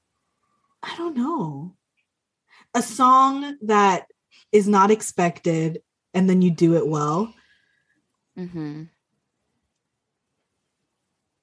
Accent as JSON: {"language": "English", "region": "Hawaii", "country": "United States", "tie": "born or raised there", "said": "when I was growing up in Hawaii"}